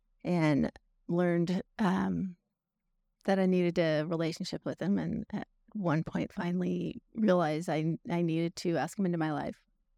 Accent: California, United States; now in Tennessee, United States; Northern California.

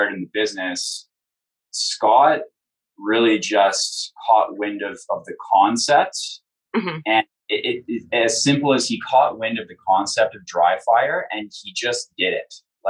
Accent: Canada

